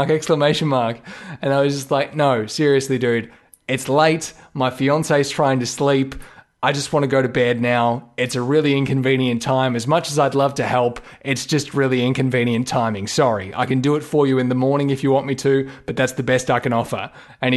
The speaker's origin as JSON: {"language": "English", "country": "Australia", "said": "listed as an Australian voiceover"}